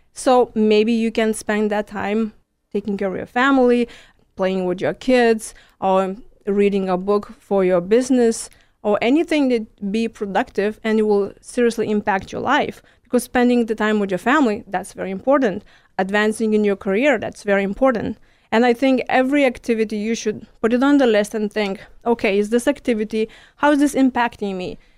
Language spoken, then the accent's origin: English; Lithuania; first language Lithuanian; English is a second language; moved away as an adult; now in Houston, United States; I'm from Lithuania. It's next to Poland